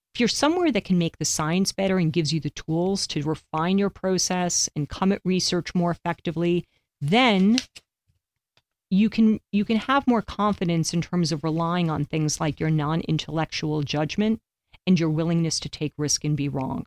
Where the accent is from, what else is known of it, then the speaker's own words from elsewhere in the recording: New York, United States; growing up in New York